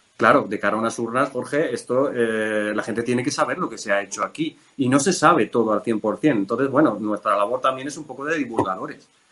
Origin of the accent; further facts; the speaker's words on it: a village in Cuenca, Castilla-La Mancha, Spain; moved away; me vine a mi pueblo, yo soy de un pueblo de Cuenca